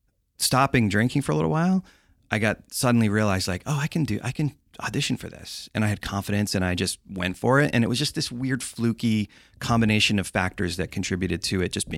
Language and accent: English; East Coast, United States; I think it's because I'm from the East Coast and I grew up in the woods and it's just not the same.